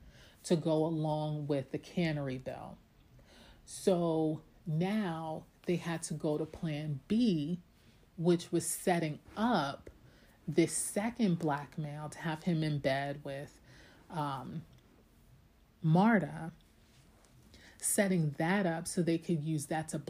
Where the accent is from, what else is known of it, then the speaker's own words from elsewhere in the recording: New York, United States; I'm also a New Yorker